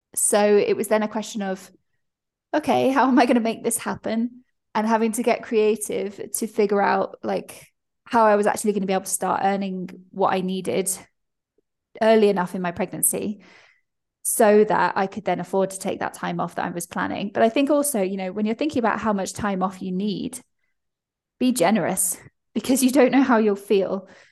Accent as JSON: {"language": "English", "country": "United Kingdom", "said": "I'm British"}